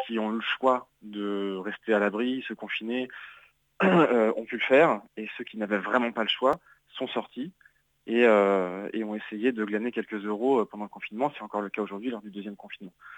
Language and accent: French; Nantes, Pays de la Loire, France; je suis nantais